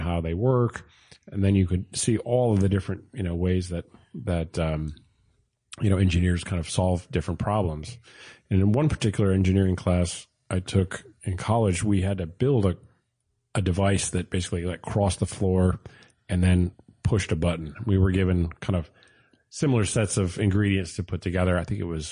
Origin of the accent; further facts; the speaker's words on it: Port Jefferson, New York, United States; I grew up in Port Jeff